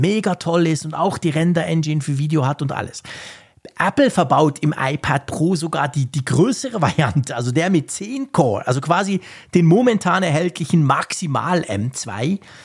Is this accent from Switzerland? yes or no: yes; Switzerland; Bei uns in der Schweiz